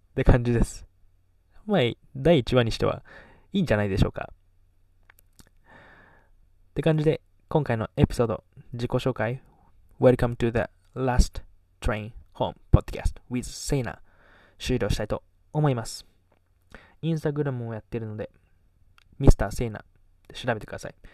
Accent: Kagoshima, Japan; accent: Kagoshima dialect; also born or lived in Las Vegas, United States / Canada; 小中高鹿児島で育ってきて

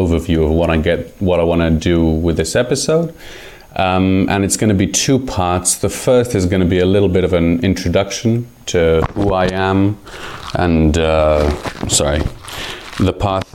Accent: Jerusalem, Jerusalem District, Israel; first language Hebrew and English; moved away as an adult; now in Portugal; I was born in Jerusalem, Israel

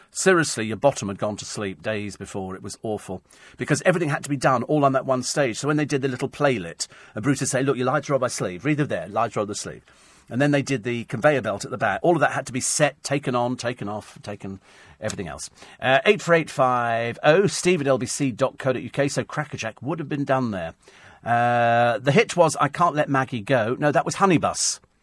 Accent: United Kingdom; I'm British

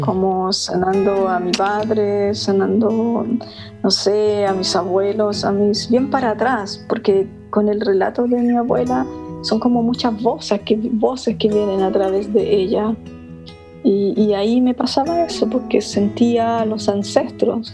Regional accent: Chile; soy chilena también

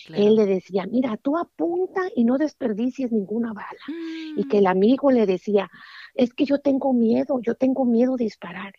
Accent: Jalisco, Mexico; yo soy originaria de Jalisco, México, allá un pueblito muy perdido, allá tras las montañas. Y allá fue donde Dios se, dignó en darme la vida

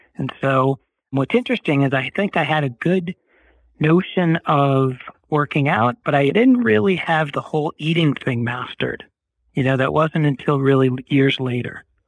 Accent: Boston, Massachusetts, United States; moved away as an adult; also born or lived in Durham, North Carolina / New York; now in Los Angeles, United States; I grew up in Boston

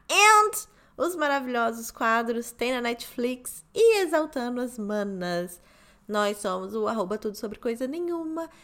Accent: Rio de Janeiro, Brazil; eu sou do Rio de Janeiro, nascida e criada

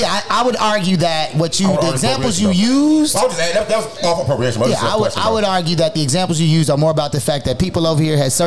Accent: Maywood, United States; I know I'm from Maywood.

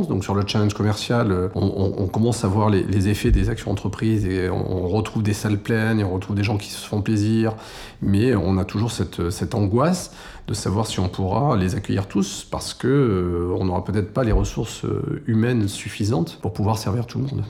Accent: France; je suis né en France

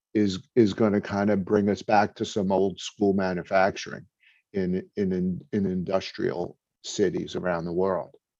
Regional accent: New York City, New York, United States; now in New Jersey, United States; I'm from Brooklyn, but I'm actually in New Jersey now

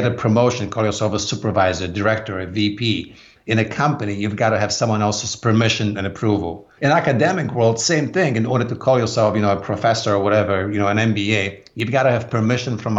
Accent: Poland; English is a second language; moved away as an adult; now in United States; I grew up in Poland. I was born in a very small town in southwestern Poland.

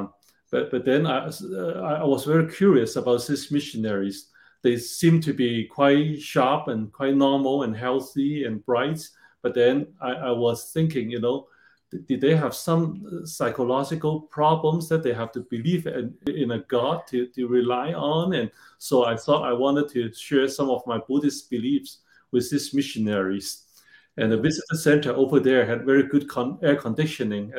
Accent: Hong Kong; moved away as an adult; also born or lived in China / Hawaii; I was born in China during the Cultural Revolution. So quite different than today. And later, I grew up in Hong Kong

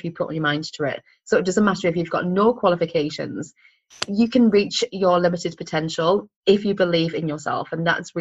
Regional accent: Sunderland, North East England, United Kingdom; moved away as an adult; also born or lived in London; I am 100% born and bred in Sunderland. What we call a Mackem.

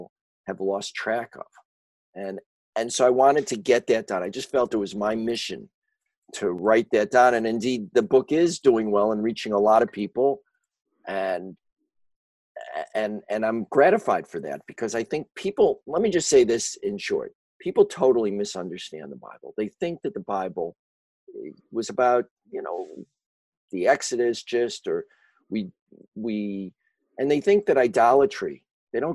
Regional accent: Chicago, Illinois, United States; I grew up in Chicago, as you may be able to tell from my accent, which I've never been able to shake

